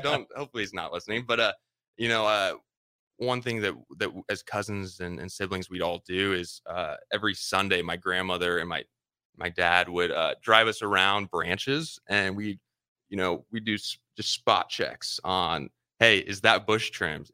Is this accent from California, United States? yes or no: no; Lincoln, Nebraska, United States; also born or lived in Omaha, Nebraska; I grew up in Lincoln, Nebraska. Like, Lincoln is, is home to me.